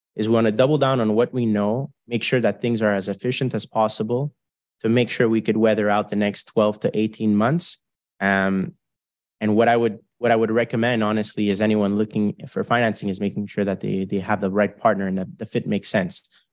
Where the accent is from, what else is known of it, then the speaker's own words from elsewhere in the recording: Canada; we're four Canadian guys